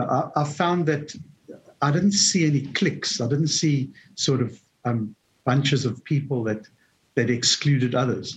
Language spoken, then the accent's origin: English; South Africa; moved away as an adult; I emigrated from South Africa about 12 years